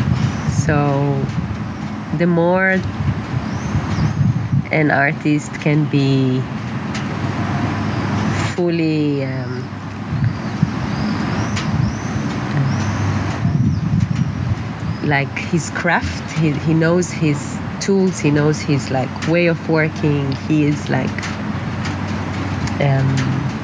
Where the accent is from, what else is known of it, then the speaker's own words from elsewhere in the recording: Israel; moved away as an adult; also born or lived in Netherlands; growing up in Israel, being an artist